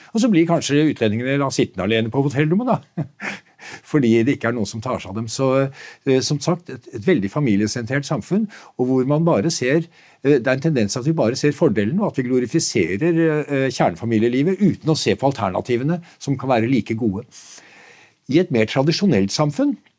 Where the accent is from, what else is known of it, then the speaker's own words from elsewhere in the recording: Nøtterøy, Vestfold, Norway; jeg vokste selv opp på Nøtterøy